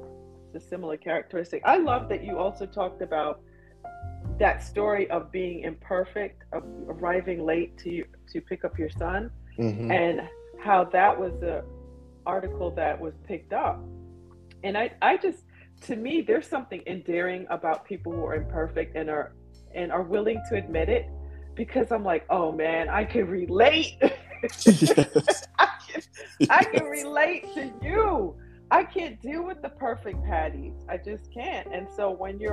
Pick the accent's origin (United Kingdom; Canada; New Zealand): United Kingdom; England; now in United States; I was born in England and my parents are mixed and Caribbean